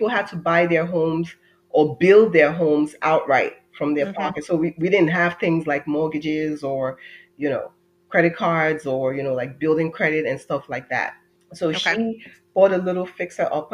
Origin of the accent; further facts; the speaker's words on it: Nigeria; moved away as an adult; now in United States; I'm an immigrant. I'm Nigerian American. I would kind of say that I've lived two lives, one half in Nigeria, and then I moved here when I was 18, and the other half here.